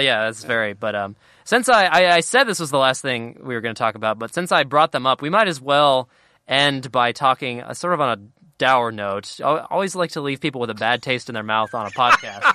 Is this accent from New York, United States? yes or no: no; Cincinnati, Ohio, United States; I'm from Cincinnati